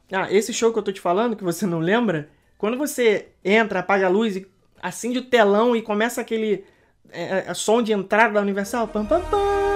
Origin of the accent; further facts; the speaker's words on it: Rio de Janeiro, Brazil; moved away; nós que somos cariocas, a gente sente muita falta de, de, da praia, né? Não, nós não morávamos na beira da praia, nós morávamos na Zona Norte